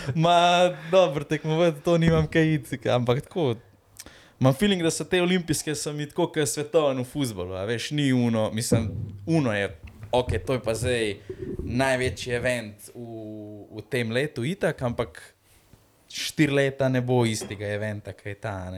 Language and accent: Slovenian; Slovenia